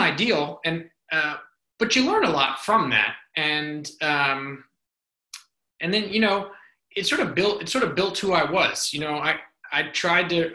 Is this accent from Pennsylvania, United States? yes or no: no; North Carolina, United States; moved away; also born or lived in New Orleans; my time growing up in North Carolina